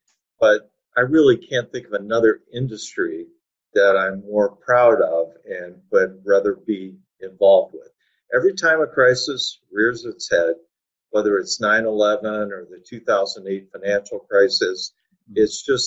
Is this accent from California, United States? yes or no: no; Detroit, Michigan, United States; now in Nashville, United States; I'm originally from Detroit, Michigan